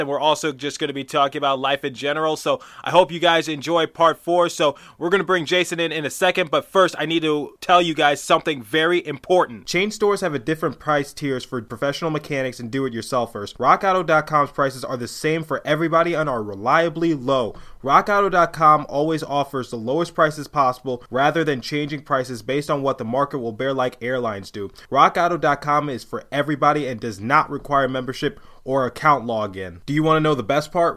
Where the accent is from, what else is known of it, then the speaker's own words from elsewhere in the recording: Midwest, United States; I grew up in the Midwest mostly, so I say water.